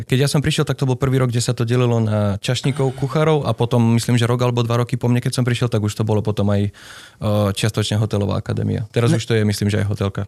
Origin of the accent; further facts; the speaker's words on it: eastern Slovakia, Slovakia; moved away as an adult; also born or lived in Reykjavik, Iceland; now in Iceland; sám som z východu, tak ma to furt ťaha na východ